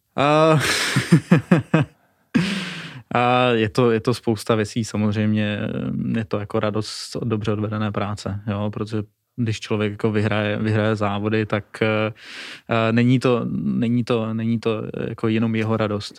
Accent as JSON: {"language": "Czech", "region": "Moravia", "country": "Czechia", "said": "Jsme z Moravy"}